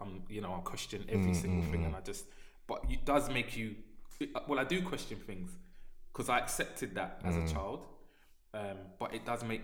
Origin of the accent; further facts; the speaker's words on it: London, United Kingdom; the house that I grew up in, my parents purchased it the year I was born.